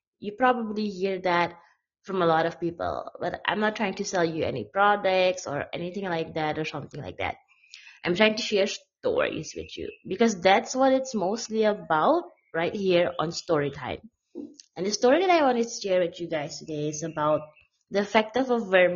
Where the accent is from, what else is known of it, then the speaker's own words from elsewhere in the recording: Suriname; I'm a blogger from Suriname, South America.